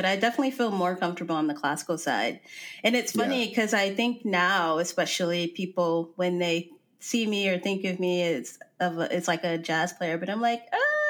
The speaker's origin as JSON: {"language": "English", "town": "Shaker Heights", "region": "Ohio", "country": "United States", "tie": "born or raised there", "also_born_or_lived": "Dayton, Ohio", "said": "I'm from Shaker Heights. so that's where I grew up."}